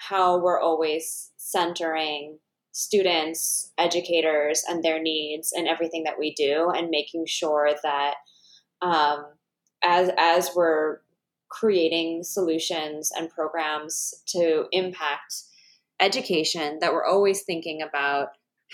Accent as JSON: {"language": "English", "region": "East Coast", "country": "United States", "moved": "as an adult", "lives_now": "Chicago, United States", "said": "I'm originally from the East Coast. So my mom and my mom's family's from New York."}